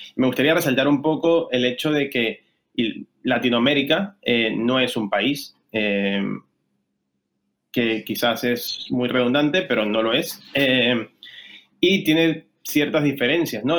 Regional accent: Venezuela; moved away as an adult; now in Spain; yo soy venezolano, llegué a España hace 10 años

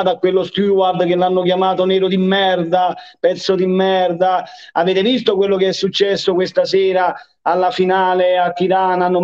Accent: Naples, Campania, Italy; Però io da napoletano, quando vado a Roma, quando vado a Milano e non vado a fare la partita, a me da napoletano mi ammirano, mi amano, mi vogliono bene, dicono che noi napoletani abbiamo una marcia in più

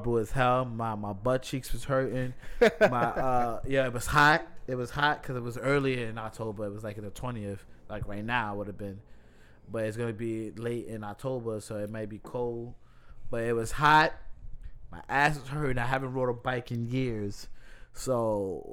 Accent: New York City, New York, United States; also born or lived in Washington, D.C.; I'm from the Bronx and lived in the Bronx for 20-something years. I wasn't born here

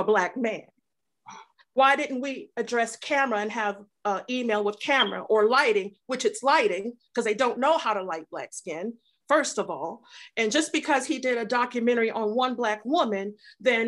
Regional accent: Detroit, Michigan, United States; I grew up in Detroit, so I'm from a whole different climate

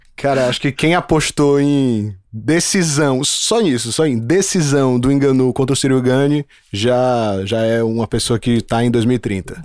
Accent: Brazil; Eu sou brasileiro

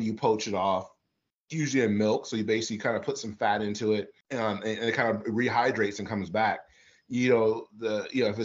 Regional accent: Midwest, United States; moved away; also born or lived in the South; growing up in the South, but growing up in the Midwest, but understanding it and cooking in the South for a long time

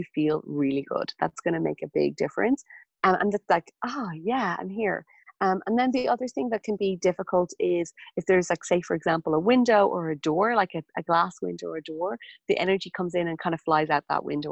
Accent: Ireland; moved away; my hometown when I was back in Ireland

